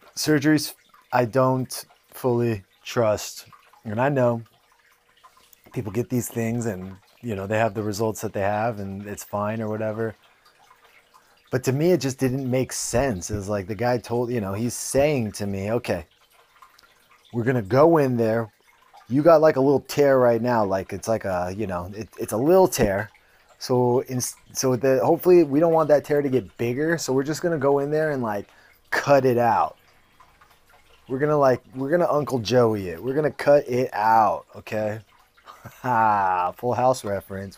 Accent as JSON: {"language": "English", "town": "San Jose", "region": "California", "country": "United States", "tie": "born or raised there", "said": "I grew up pretty fucking middle class. I mean, you think about being in San Jose"}